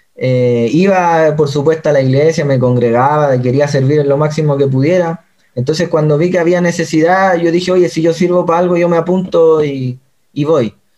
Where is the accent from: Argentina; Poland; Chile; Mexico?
Chile; moved away as an adult; also born or lived in China; now in Pedrezuela, Spain; soy chileno de toda la vida